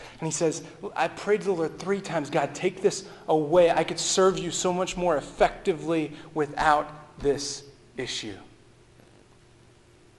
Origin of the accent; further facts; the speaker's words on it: Texas, United States; I'm from Texas. We say y'all.